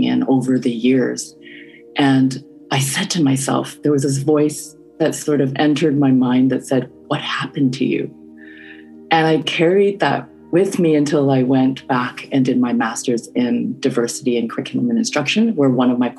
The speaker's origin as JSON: {"language": "English", "town": "Vancouver", "region": "British Columbia", "country": "Canada", "tie": "born or raised there", "also_born_or_lived": "Burnaby", "said": "I grew up in East Vancouver, where I would say 90% at least of the student population was Asian. And then I moved to Burnaby"}